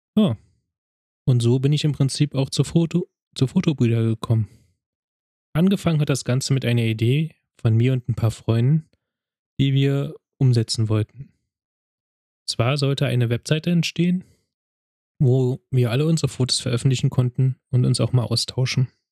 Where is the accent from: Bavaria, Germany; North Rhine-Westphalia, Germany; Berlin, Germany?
Berlin, Germany; Ich wurde 1985 in Berlin geboren, bin dort auch aufgewachsen